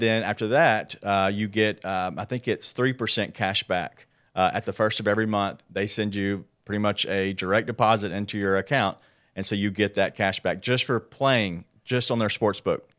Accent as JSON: {"language": "English", "town": "Memphis", "region": "Tennessee", "country": "United States", "tie": "born or raised there", "said": "grew up here in Memphis, born"}